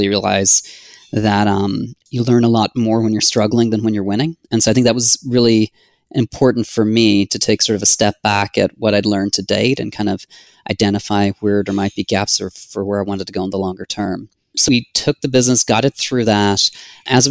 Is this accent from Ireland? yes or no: yes; Ireland; moved away as an adult; also born or lived in San Diego; now in United States; I'm originally from Ireland.